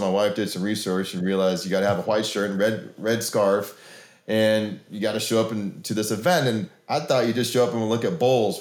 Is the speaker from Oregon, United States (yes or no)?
yes; Oregon, United States; now in Oklahoma, United States; I grew up in Oregon